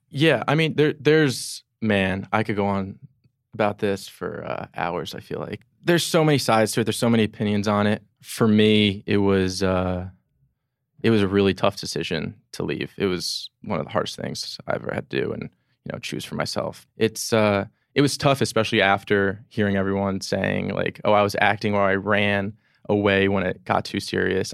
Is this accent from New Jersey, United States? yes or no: yes; Edison, New Jersey, United States; moved away as an adult; now in New York, United States; I'm from Edison, New Jersey, born and raised there